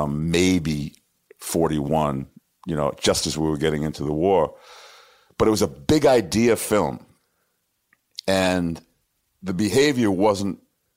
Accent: New York City, New York, United States; I am from Washington Heights.

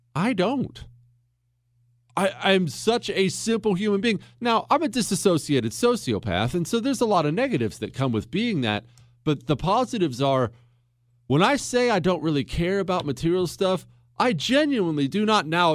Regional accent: Montana, United States; I grew up in Montana

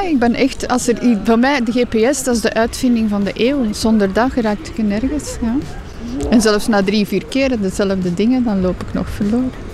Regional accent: Zemst, Flanders, Belgium; Ik ben van Zemst

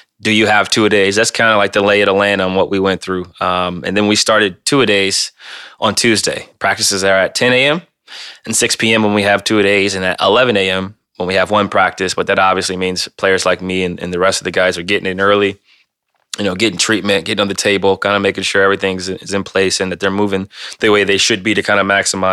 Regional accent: Ohio, United States; born or raised there; moved away

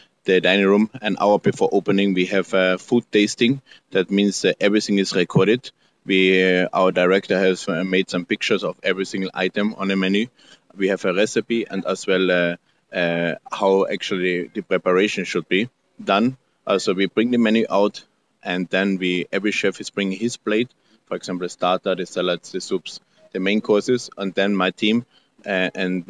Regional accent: Austria; English is a second language; moved away as an adult; also born or lived in Salzburg, Austria / Sydney, Australia / Norway; now in Mexico; I'm born in Austria, living now in Mexico.

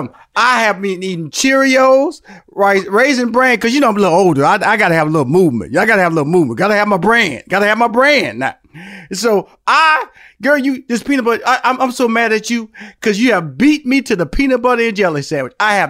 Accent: Houston, Texas, United States; I came from Fifth Ward, which is an inner city, and my parents upgraded a little bit, moved to like a bigger version of the inner city

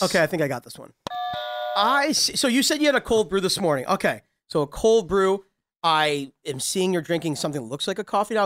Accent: Ottawa, Illinois, United States; moved away; I'm from originally Ottawa, Illinois, which is outside of Chicago.

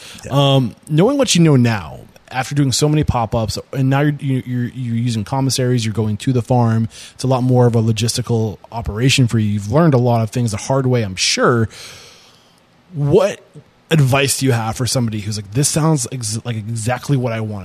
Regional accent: Seacoast, New Hampshire, United States; I'm from the Seacoast.

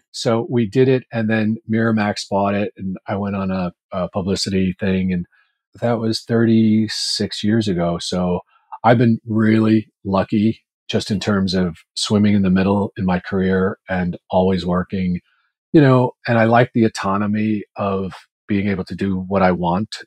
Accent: New York, United States; My parents were both from Ireland. We were raised in Washington Heights in Manhattan.

